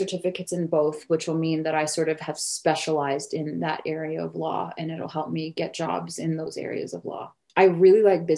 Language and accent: English; New Mexico, United States; also born or lived in Oklahoma / Mississippi; I'm Oklahoma Choctaw. Oklahoma is not our homeland. I grew up in New Mexico.